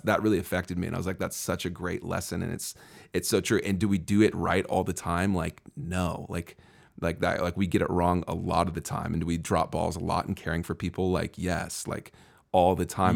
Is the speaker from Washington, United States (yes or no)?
yes; Seattle, Washington, United States; I'm originally from the Seattle area